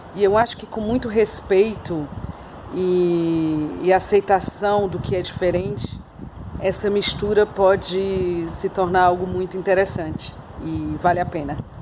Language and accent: Portuguese; Brazil; now in Portugal; como brasileira